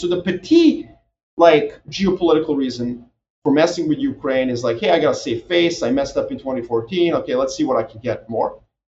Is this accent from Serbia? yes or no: yes; Serbia; moved away; Obviously, I'm from Serbia, so I was just assigned, by default to cover these things.